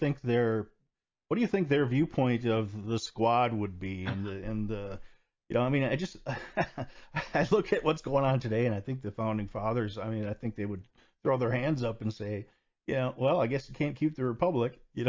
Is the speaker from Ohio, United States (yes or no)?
no; near Richland Center, Wisconsin, United States; now in Green Bay, United States; That's right around my hometown area. I live in Green Bay now